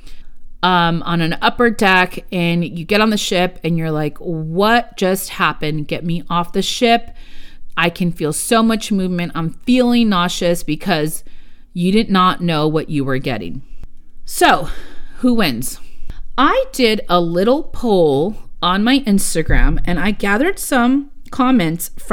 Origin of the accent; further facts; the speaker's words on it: United States; first language Spanish; English is a second language; I am Mexican-American. My first language was Spanish. And I learned English in schools. I don't have an accent in English